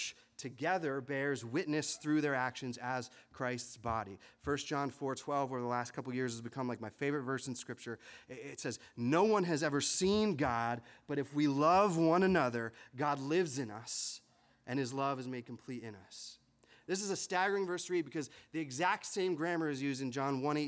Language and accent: English; Harrisburg, Pennsylvania, United States; When I was growing up in the Harrisburg area here